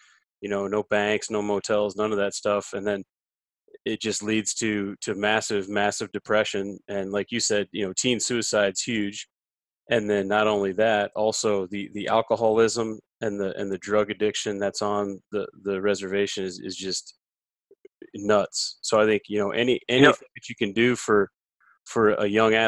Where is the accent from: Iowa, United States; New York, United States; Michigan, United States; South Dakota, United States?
South Dakota, United States; growing up in South Dakota